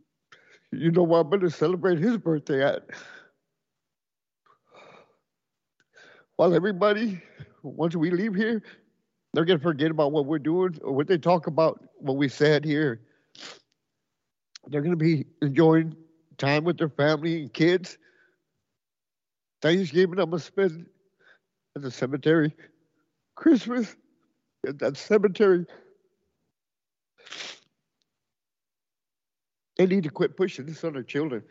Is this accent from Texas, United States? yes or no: yes; Edinburg, Texas, United States; I'm from Edinburgh, Texas